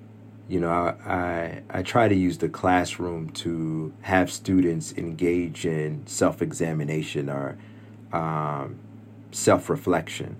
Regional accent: Stone Mountain, Georgia, United States; also born or lived in Lithonia, Georgia; my home church in Stone Mountain

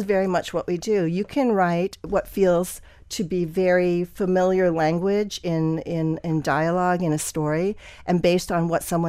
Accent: Wisconsin, United States; also born or lived in Pennsylvania; I was born in Pennsylvania. My dad was a physician who moved around a lot. So we moved to like seven different places before we settled in Wisconsin.

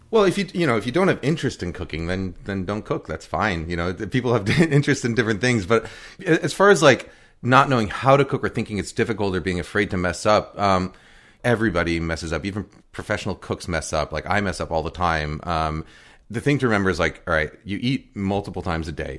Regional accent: New York, United States; also born or lived in Boston / Cambridge; now in Seattle, United States; I was born in Boston, grew up in New York, but then I lived in Cambridge for ten years

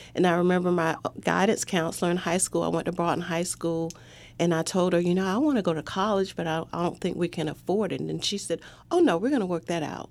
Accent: Raleigh, North Carolina, United States; I grew up in Raleigh, so we all lived on the same side of town.

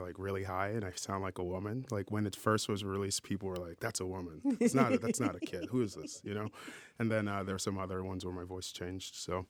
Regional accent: New Orleans, Louisiana, United States; I'm from New Orleans

